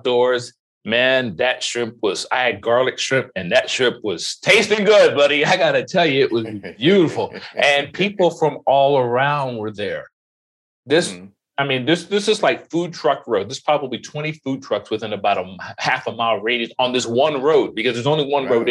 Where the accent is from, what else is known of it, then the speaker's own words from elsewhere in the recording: Florida, United States; I grew up in Florida.